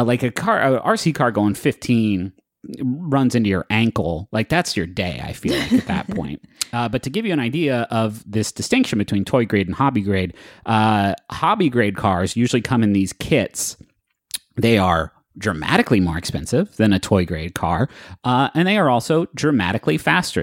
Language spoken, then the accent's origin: English; Huntington, Appalachia, United States; moved away; I'm from Appalachia